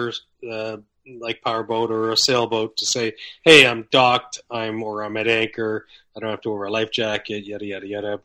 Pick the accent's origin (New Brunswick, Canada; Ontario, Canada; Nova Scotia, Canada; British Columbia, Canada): New Brunswick, Canada; I grew up in New Brunswick